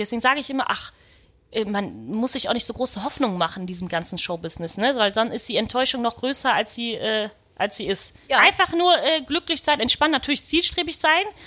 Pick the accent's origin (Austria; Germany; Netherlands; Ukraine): Germany; Düsseldorf, North Rhine-Westphalia; ich bin äh, tatsächlich in Düsseldorf geboren.